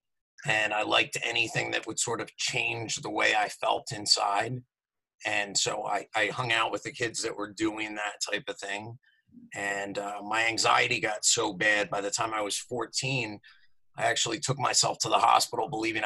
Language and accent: English; Morristown, New Jersey, United States; I'm from New Jersey. I grew up in southern New Jersey, right outside of Philadelphia, in a town called Morristown, New Jersey